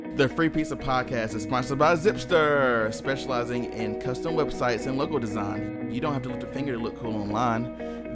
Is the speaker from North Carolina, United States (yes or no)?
yes; High Point, North Carolina, United States; I grew up in High Point